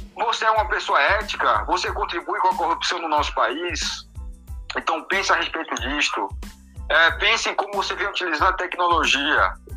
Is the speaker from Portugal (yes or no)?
yes; Portugal; moved away; eu que sou português, tenho família em Portugal